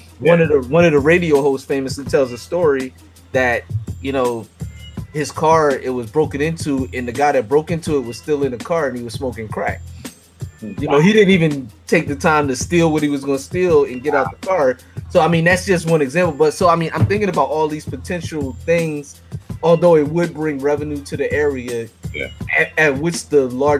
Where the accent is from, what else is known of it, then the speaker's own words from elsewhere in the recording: Philadelphia, Pennsylvania, United States; I'm from North Philly, and there's a whole neighborhood that's a parking lot now for the hospital. Where when I grew up, those were houses.